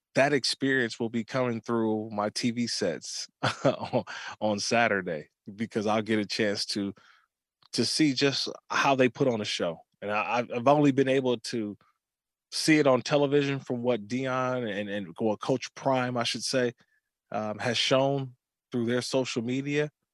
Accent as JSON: {"language": "English", "area": "Bay Area", "region": "California", "country": "United States", "tie": "born or raised there", "said": "I grew up in the Bay Area, uh, mm-hmm. watching the A's and the Giants"}